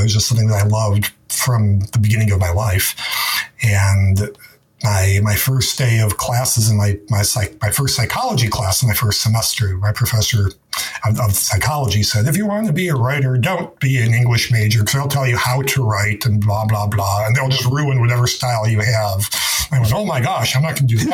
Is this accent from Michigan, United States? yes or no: yes; Detroit, Michigan, United States; moved away; when I was growing up in Detroit